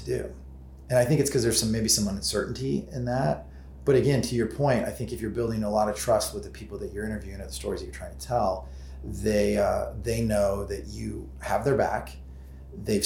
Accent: Alton, Illinois, United States; I grew up in Alton, which was where Michael was based

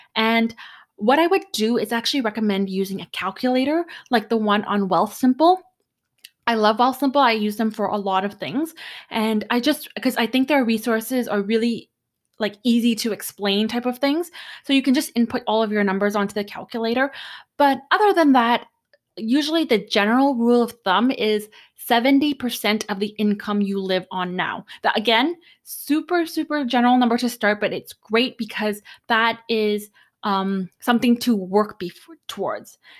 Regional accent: Canada; I'm Canadian

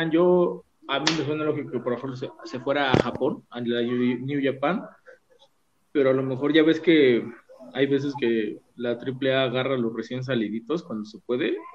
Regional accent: Celaya, Guanajuato, Mexico; Celaya, Guanajuato.

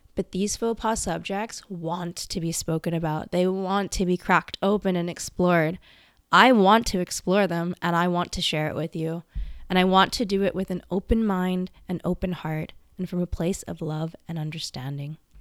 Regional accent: Vancouver, British Columbia, Canada; I was born in Vancouver, British Columbia, Canada, and I was raised by my grandparents and my mom for the first several years of my life.

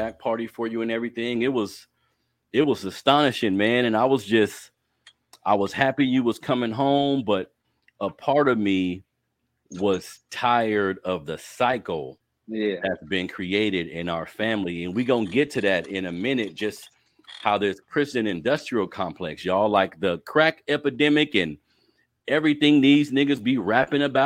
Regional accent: Sacramento, California, United States; You grew up here in Sac just like me

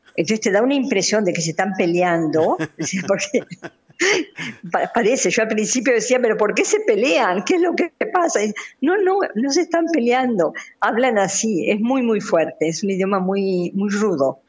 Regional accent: Argentina; moved away; also born or lived in Democratic Republic of the Congo

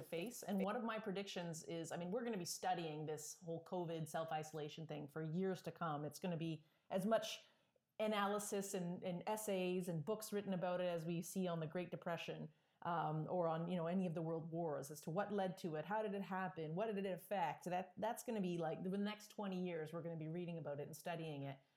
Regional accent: Toronto, Ontario, Canada; I was kind of from the Toronto area

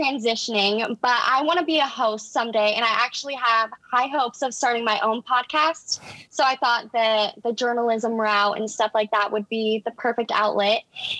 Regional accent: Casper, Wyoming, United States; also born or lived in Laramie; growing up in Casper, it was kind of chill. Like, that's just how it was growing up in a small town. Everyone knows everyone.

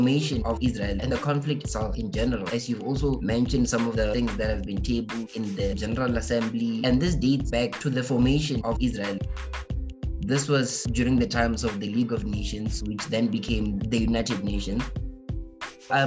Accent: South Africa; us as South African people

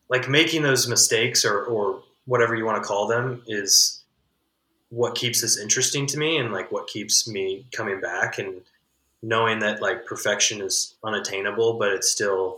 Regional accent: Midwest, United States; as like a Midwesterner

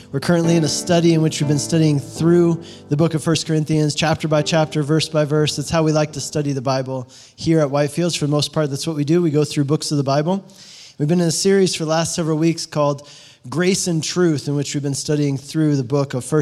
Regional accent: Colorado, United States; moved away as an adult; also born or lived in Hungary; I grew up in Colorado

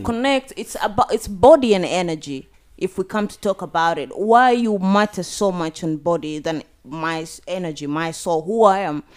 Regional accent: Turkana County, Kenya; I'm from Turkana

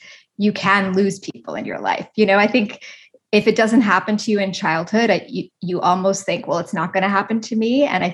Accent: East Coast of Canada, Canada; I'm Canadian. I grew up on the East Coast of Canada.

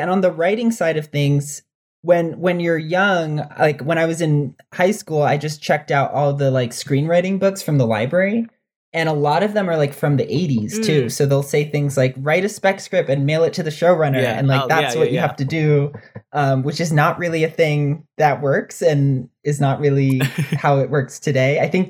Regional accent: Dominican Republic; now in United States; Dominican gay kid who didn't fit in anywhere and didn't see anyone like him.

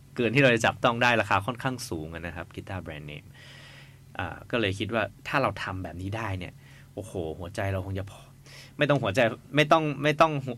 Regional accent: Chiang Mai, Thailand; พวกเรามาจากเชียงใหม่กันนะครับ แล้วก็ไม่ค่อยได้มา กรุงเทพกันเท่าไหร่

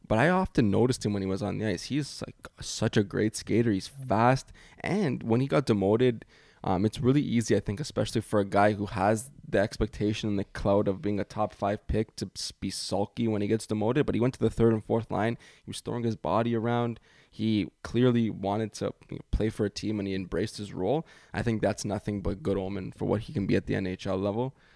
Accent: Canada; being Canadian

